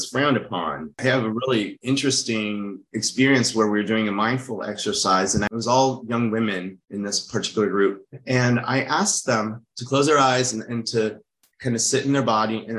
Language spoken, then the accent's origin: English; United States; also born or lived in France; I grew up in America, but also lived in a very Latin environment. And I also lived in France